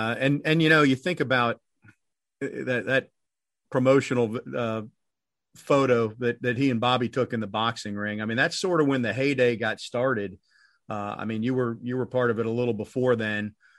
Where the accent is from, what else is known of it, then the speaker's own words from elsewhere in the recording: South Florida, United States; I grew up in South Florida.